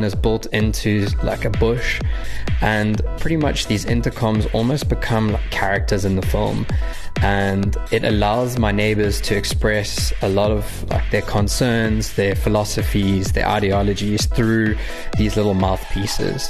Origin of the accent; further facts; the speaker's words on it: Durban, KwaZulu-Natal, South Africa; moved away as an adult; also born or lived in Cape Town; I've grown up my entire life at the same address in the Rose Hill, Durban North area.